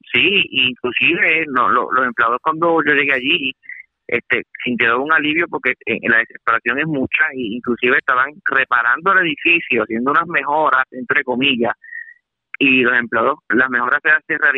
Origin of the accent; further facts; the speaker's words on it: Puerto Rico; mi pueblo natal, Puerto Rico